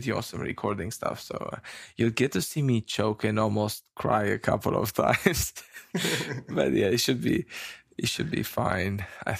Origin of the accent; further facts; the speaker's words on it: Romania; now in New Zealand; I come from New Zealand, but I come from Romania.